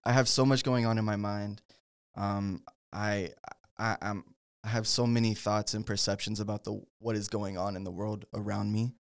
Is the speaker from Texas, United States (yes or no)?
yes; Denton, Texas, United States; I'm originally from Denton, um, which if you don't know where Denton is, it's about, what, like, thirty, forty minutes